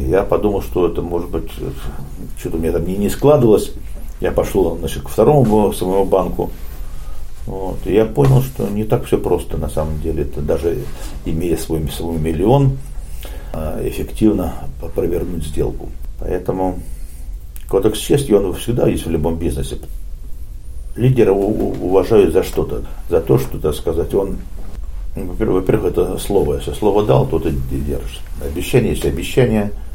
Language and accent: Russian; Saint Petersburg, Russia; moved away as an adult; now in Finland; Родом я из Питера